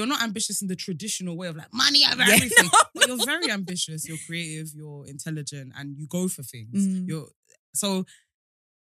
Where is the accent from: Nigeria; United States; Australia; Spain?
Nigeria; I'm Nigerian